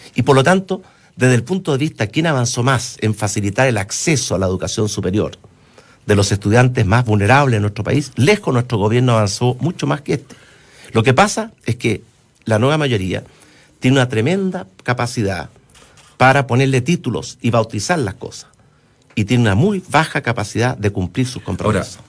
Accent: Chile

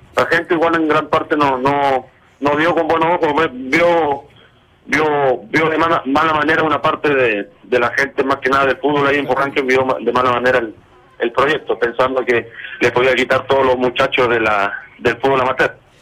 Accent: Purranque, Los Lagos, Chile; moved away as an adult; also born or lived in Mexico; now in Monterrey, Mexico; yo soy chileno, yo amo mi país, amo mi pueblo, Porrenque

